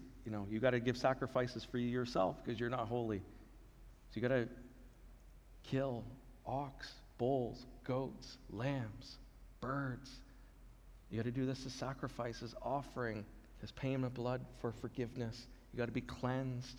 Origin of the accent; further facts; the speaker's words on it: Canada; we're in Canada now. We're Canadian, we're under the rule and government of Canada